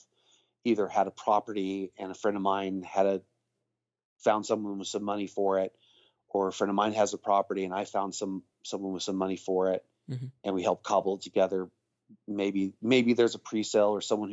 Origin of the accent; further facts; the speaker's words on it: Texas, United States; also born or lived in England; I grew up in England as a kid, mm-hmm. and mostly from Texas though